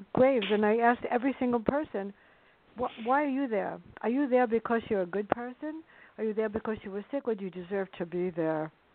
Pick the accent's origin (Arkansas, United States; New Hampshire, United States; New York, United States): New York, United States; New York City; my life with my sister growing up in the South Bronx